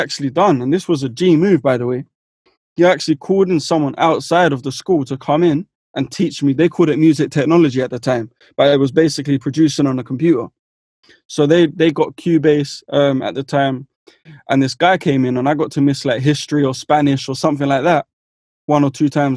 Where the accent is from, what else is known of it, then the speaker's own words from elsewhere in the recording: London, United Kingdom; I'm from West London